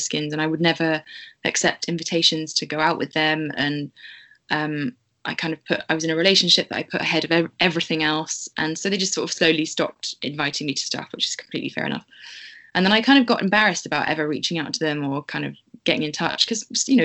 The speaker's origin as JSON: {"language": "English", "town": "Bristol", "region": "South West England", "country": "United Kingdom"}